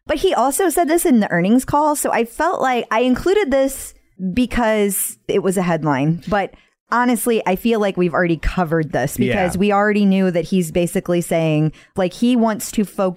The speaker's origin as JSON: {"language": "English", "town": "St. Louis", "region": "Missouri", "country": "United States"}